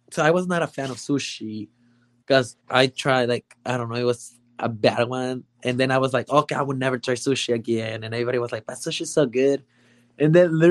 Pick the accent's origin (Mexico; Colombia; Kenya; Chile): Mexico; first language Spanish; English is a second language; I'm from Mexico